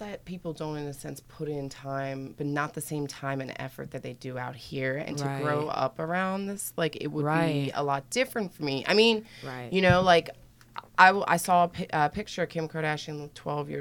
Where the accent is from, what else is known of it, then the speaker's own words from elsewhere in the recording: Maryland, United States; moved away; I'm from Maryland